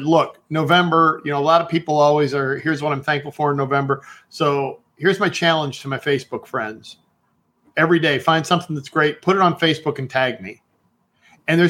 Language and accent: English; Cleveland, Ohio, United States; I grew up around Cleveland